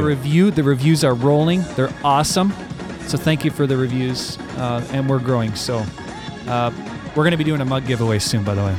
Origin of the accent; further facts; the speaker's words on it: Canada; as a Canadian